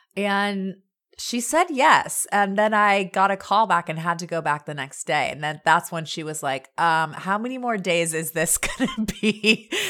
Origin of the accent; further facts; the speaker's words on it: Anaheim, California, United States; also born or lived in Orange, California; I born and raised in Orange County in Orange and Anaheim.